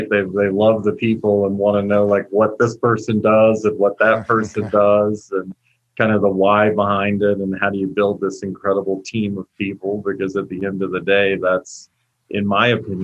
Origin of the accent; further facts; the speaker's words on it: Virginia, United States; moved away as an adult; now in Colorado, United States; I was born and raised and built my last series of companies in Virginia, and then relocated to Colorado in early of 2017